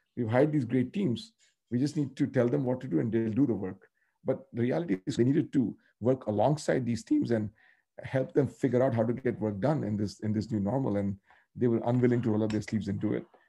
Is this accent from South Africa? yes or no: no; North India, India; I grew up in North India.